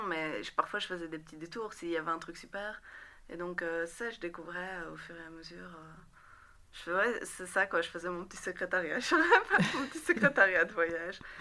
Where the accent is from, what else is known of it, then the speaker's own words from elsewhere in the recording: Rixensart, Wallonia, Belgium; also born or lived in Beirut, Lebanon; j'ai grandi à Rixensart, entre Rixensart et Scarbeck